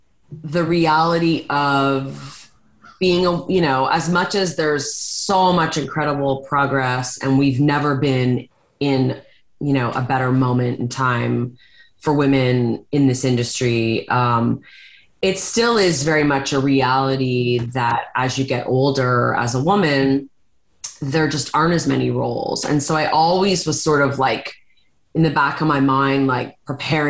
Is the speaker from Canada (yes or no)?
yes; Hamilton, Ontario, Canada; I'm from Hamilton, Ontario.